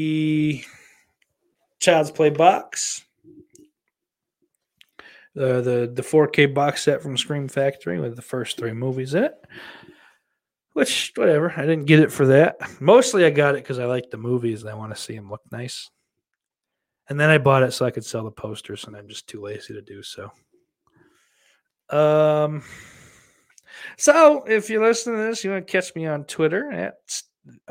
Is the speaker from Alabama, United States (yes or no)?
no; Buffalo, New York, United States; moved away as an adult; also born or lived in Nutley, New Jersey / Lodi, New Jersey / Garfield, New Jersey; I grew up in Western New York, and then I did end up living in West New York, New Jersey